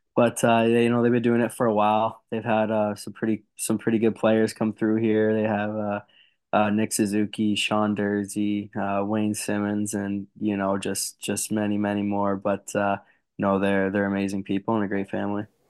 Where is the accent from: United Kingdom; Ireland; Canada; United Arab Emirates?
Canada; being a Canadian boy